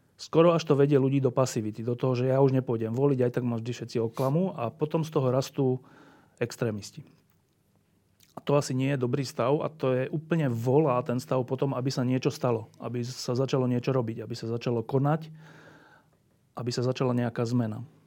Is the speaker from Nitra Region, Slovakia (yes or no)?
no; Bratislava, Bratislava Region, Slovakia; som z Bratislavy